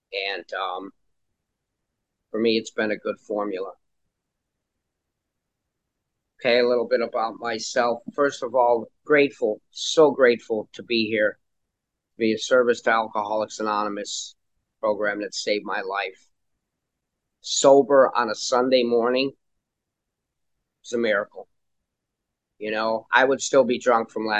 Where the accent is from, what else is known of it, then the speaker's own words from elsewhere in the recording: Chicago, Illinois, United States; now in Florida, United States; I grew up in Chicago, child of an alcoholic father and also a child of divorce